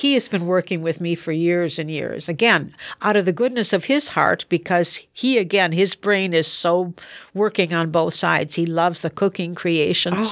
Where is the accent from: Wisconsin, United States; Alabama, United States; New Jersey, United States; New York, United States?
Wisconsin, United States; also born or lived in Texas